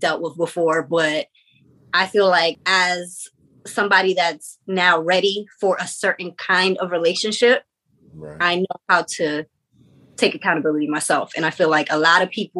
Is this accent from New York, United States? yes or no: yes; New York, United States; I'm from New York